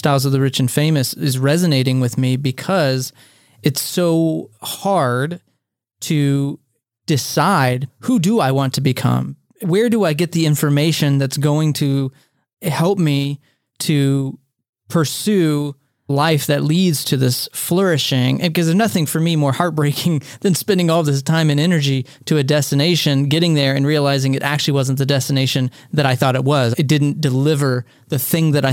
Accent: the South, United States; growing up in the South

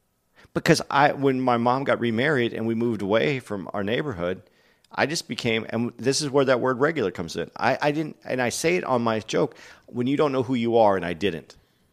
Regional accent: Arizona, United States; I grew up in Arizona, which is a little different than growing up in L.A.

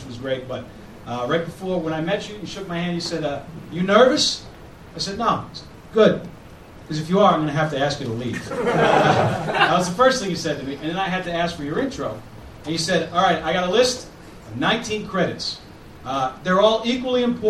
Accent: Boston, Massachusetts, United States; I'm from Boston.

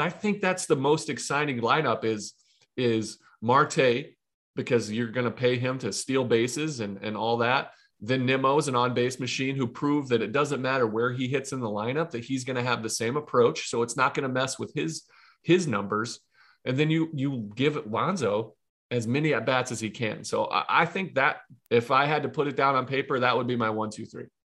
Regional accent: Ohio, United States; I'm from Ohio, Midwest, grew up, born and raised

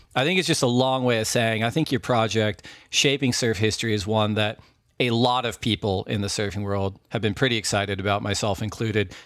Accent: Orange County, California, United States; growing up in Orange County

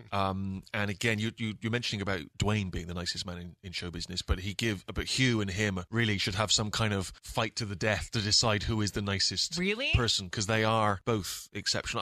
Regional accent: England, United Kingdom; growing up in England.

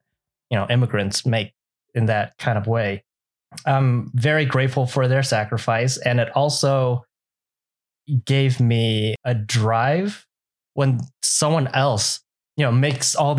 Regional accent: Los Angeles, California, United States; first language Vietnamese; English is a second language; I was born in California and essentially grew up in California, Southern California, like LA area. Vietnamese being my first language

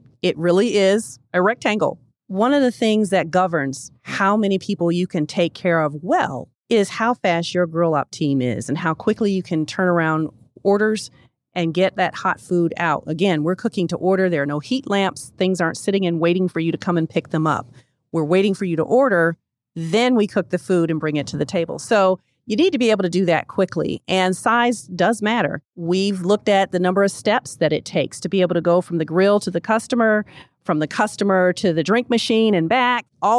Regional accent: the South, United States; I actually had grown up with Waffle Houses. I grew up in the South.

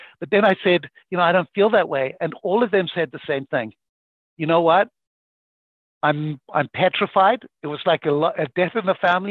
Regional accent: Zimbabwe; moved away; I grew up in Zimbabwe to very, very poor parents

